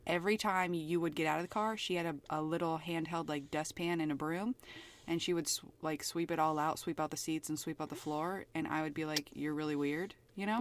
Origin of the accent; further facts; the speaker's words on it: Pennsylvania, United States; moved away; also born or lived in Idaho; I grew up predominantly in Pennsylvania and then in Idaho.